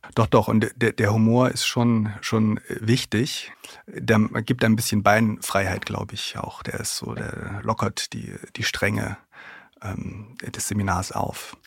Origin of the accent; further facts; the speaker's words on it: Thuringia, Germany; moved away as an adult; also born or lived in Gotha; now in Leipzig, Germany; Ich komme aus Thüringen, wohne in Leipzig und arbeite in Berlin